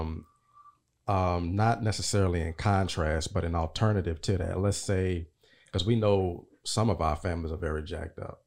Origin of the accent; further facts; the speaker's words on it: Nashville, Tennessee, United States; I'm from Nashville.